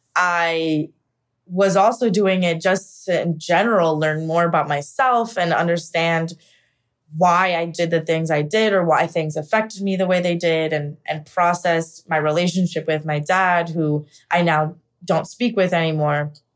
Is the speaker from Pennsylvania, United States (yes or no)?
yes; Pennsylvania, United States; moved away as an adult; now in New York City, United States; I am originally from Pennsylvania. I moved to New York City about ten years ago.